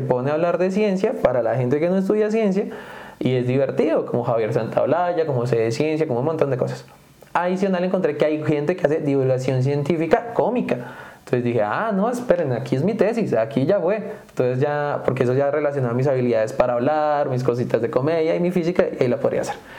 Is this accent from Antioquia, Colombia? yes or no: no; Sogamoso, Boyacá, Colombia; moved away; also born or lived in Valle de Tenza, Colombia; me voy a un pueblito un poco más grande, igual sigue siendo pequeño, que se llama Sogamoso